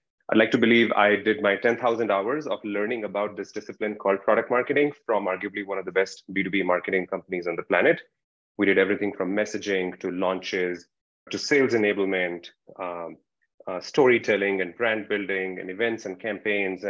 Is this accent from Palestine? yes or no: no; India; moved away; I'm originally from India, as you can tell.